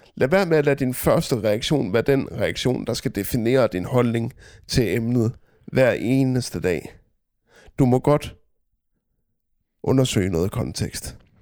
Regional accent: Denmark; vi danskere

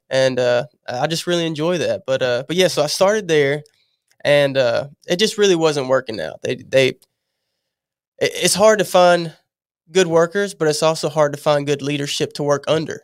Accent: Louisiana, United States; moved away as an adult; I moved here, I'm from Louisiana

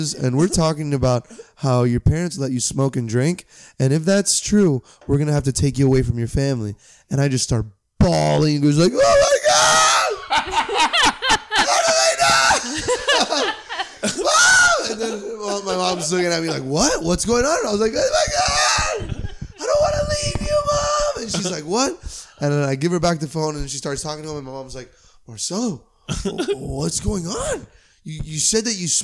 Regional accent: Miami, Florida, United States; moved away; also born or lived in Cleveland, Ohio; I'm from Miami, Florida, which is a larger city

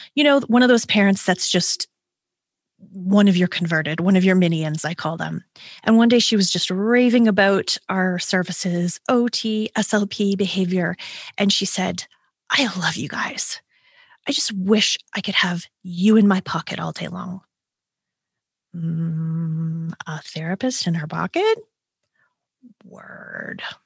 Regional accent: Canada; I'm a Canadian

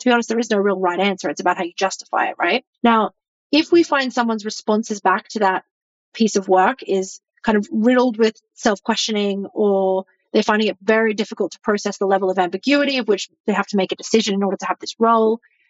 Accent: Australia; moved away as an adult; now in United States; I'm from Australia and I live in the US and all of my family are in Australia

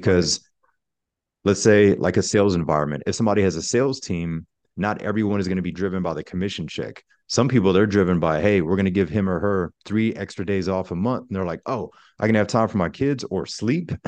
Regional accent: Pensacola, Florida, United States; I'm originally from Pensacola, Florida, which is the Panhandle

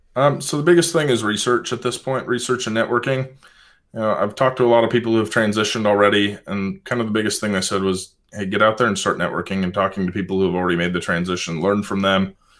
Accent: Pacific Northwest, United States; I grew up in the Pacific Northwest

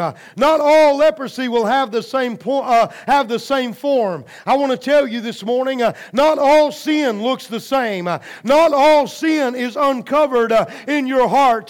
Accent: United States; I'm proud to be an American

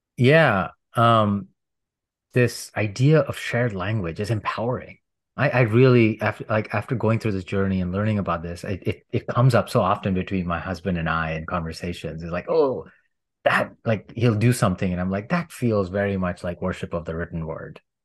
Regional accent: India; moved away; I grew up in India

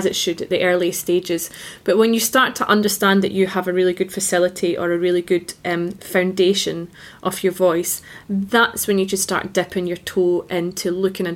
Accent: Scotland, United Kingdom; I studied in Scotland as a Scottish singer.

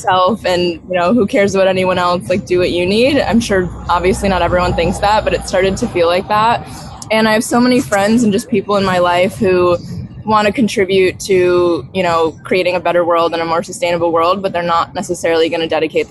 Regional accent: upstate New York, United States; now in Costa Rica; I'm from upstate New York

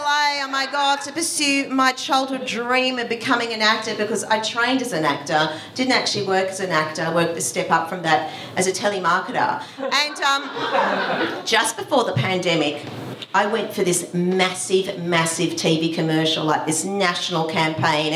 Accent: Australia; now in Van Nuys, United States; I'm Australian

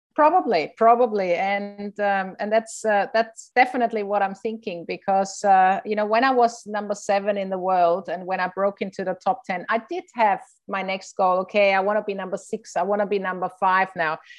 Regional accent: Innsbruck, Tyrol, Austria; I played in my hometown in Innsbruck

